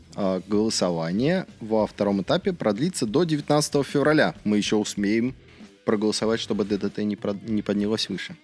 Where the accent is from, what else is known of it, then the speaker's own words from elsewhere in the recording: Russia; я не испанец, я в России вырос, я в России живу